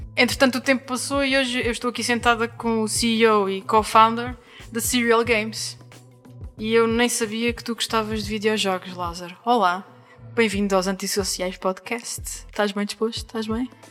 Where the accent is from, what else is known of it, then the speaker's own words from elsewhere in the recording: Angra do Heroísmo, Azores, Portugal; moved away as an adult; na linda e histórica cidade de Angra do Heroísmo, que é também a minha terra, a terra onde nasci e vivi até aos meus 18 anos